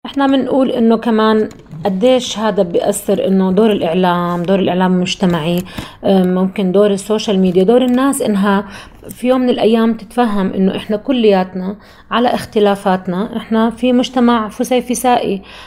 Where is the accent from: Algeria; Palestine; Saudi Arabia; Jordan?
Jordan; ما بعتبر نفسي غير اني انا اردنيه فقط انا بس اردنيه